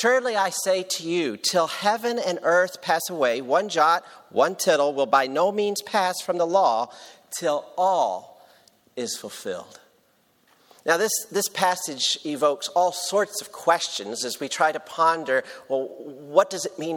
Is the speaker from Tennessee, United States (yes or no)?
yes; Tennessee, United States; I'm from Tennessee